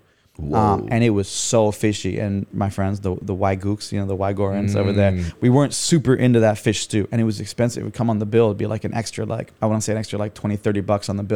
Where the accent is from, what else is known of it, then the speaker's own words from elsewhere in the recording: Vermont, United States; moved away as an adult; also born or lived in Montreal, Canada / Boston / Korea; now in Taiwan; I grew up in Vermont, which is in between Boston and Montreal